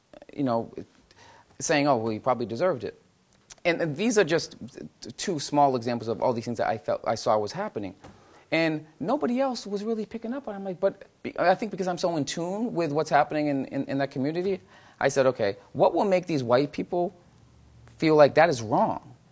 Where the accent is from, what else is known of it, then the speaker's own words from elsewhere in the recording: Massachusetts, United States; moved away; growing up in my hometown of Massachusetts